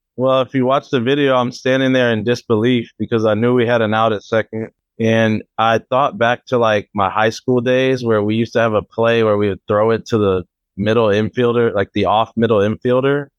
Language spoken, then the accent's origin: English; Oakland, California, United States; my hometown in Oakland, old stomping grounds.